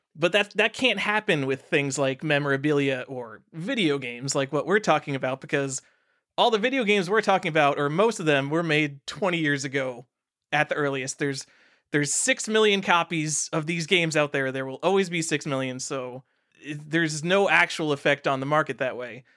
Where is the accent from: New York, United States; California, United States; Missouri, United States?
New York, United States; moved away as an adult; I'm from New York.